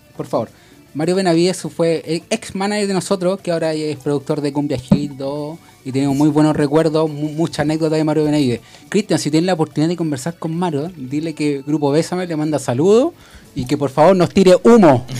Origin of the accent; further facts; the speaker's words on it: Conchalí, Santiago Metropolitan Region, Chile; nosotros somos del, de Conchalí